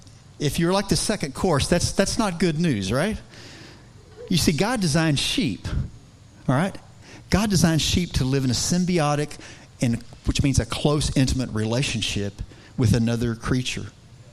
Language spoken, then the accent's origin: English; Texas, United States; I don't know a whole lot about sheep. Okay, even though I'm from West Texas